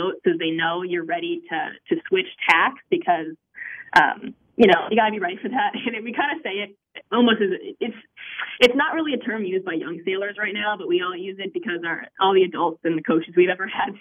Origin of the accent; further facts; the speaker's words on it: Minnesota, United States; moved away as an adult; I grew up in Minnesota